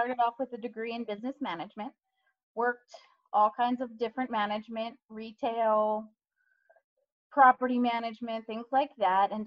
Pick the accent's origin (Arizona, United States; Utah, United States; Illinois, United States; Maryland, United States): Maryland, United States; hometown near Towson University; Decided to go get a second bachelor's at Towson University here locally